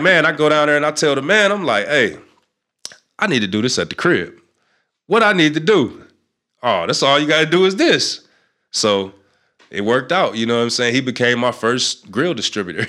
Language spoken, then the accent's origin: English; North Chicago, Illinois, United States; I'm from North Chicago